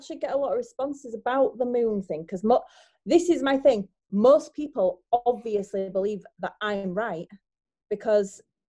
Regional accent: Bradford, Yorkshire and the Humber, United Kingdom; also born or lived in Shipley; now in Scotland, United Kingdom; I was from Bradford originally. Well, no, I'm not. I was born in the BRI.

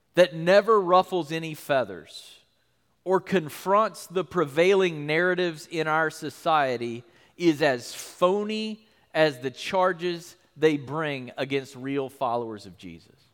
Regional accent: United States; being a Christian in our country

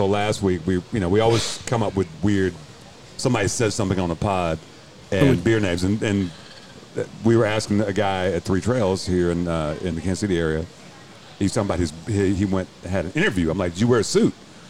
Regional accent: Jamaica; Well, I'm Jamaican, so there's that.

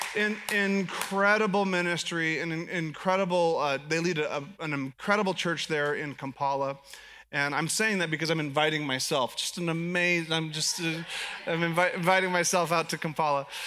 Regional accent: United States; I'm American

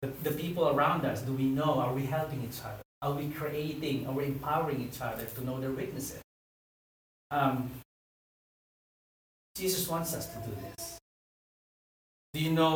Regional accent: Philippines; I'm a Filipino

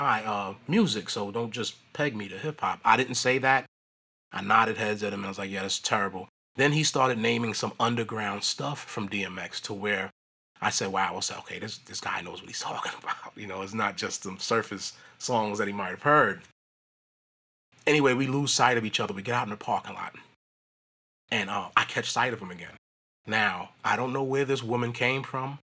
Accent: New York City, New York, United States; I was born and raised in Brooklyn

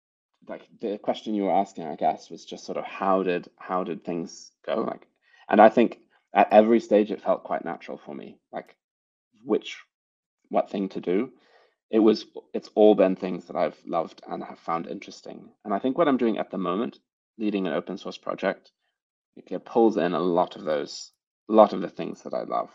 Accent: United States; now in United Kingdom; I'm not actually British. I know my accent might sometimes lead you to believe that. I am now. I have a British passport now, but I'm American originally.

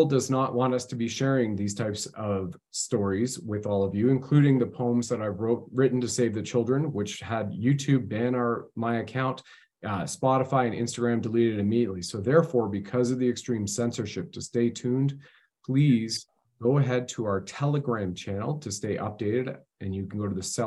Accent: Canada

